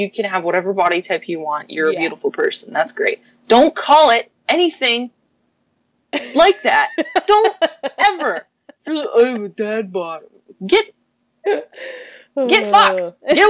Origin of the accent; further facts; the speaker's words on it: Windsor, Ontario, Canada; moved away as an adult; now in Toronto, Canada; growing up in Windsor and just being near Detroit